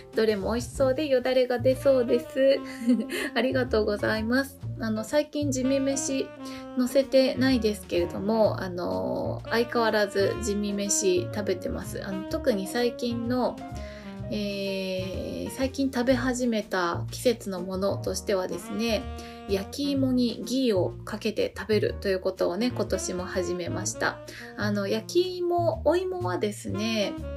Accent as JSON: {"language": "Japanese", "country": "Japan"}